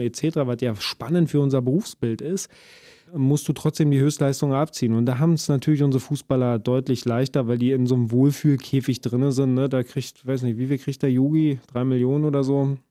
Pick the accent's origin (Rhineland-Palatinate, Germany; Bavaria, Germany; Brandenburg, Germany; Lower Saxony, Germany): Brandenburg, Germany; grundsätzlich Brandenburger bin ich ja